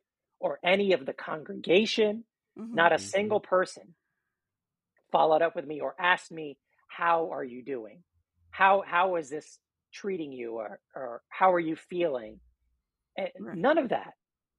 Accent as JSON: {"language": "English", "town": "New York City", "region": "New York", "country": "United States", "said": "we're all actually from New York City"}